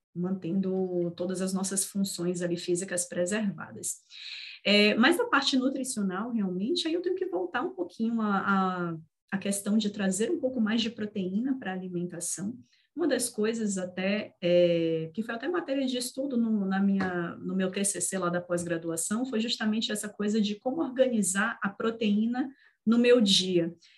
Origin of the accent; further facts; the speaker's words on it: Northeast Region, Brazil; Eu, como nordestina que sou